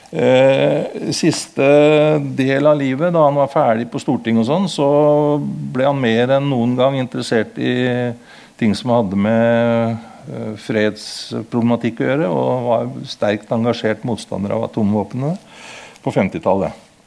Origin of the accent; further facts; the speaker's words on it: Kongsberg, Buskerud, Norway; also born or lived in Modum / Horten; Jeg er født på Modum, og jeg vokste opp i Kongsberg